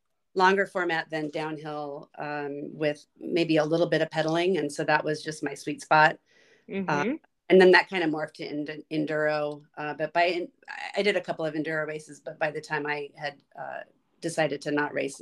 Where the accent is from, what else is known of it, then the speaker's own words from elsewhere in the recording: La Mesa, California, United States; also born or lived in Ocean Beach, San Diego / Chula Vista; I grew up in La Mesa, and I went to Monta Vista High School and San Diego State, and really never left